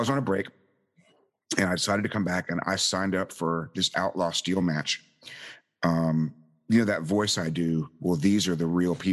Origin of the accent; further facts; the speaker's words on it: the South, United States; Us rude Americans